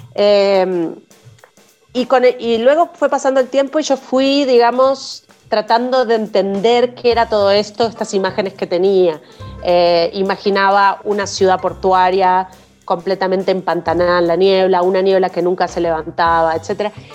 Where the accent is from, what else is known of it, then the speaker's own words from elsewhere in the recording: Uruguay; siendo una joven uruguaya, em, de uruguaya latinoamericana de aquella época, de 1990 y poco